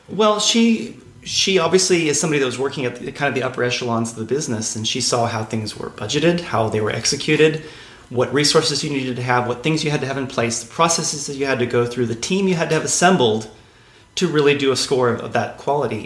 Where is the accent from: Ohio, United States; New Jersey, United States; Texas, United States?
Texas, United States; San Angelo; also born or lived in Denton, Texas; I grew up in Texas, actually, in a small town uh, called San Angelo in okay. West Texas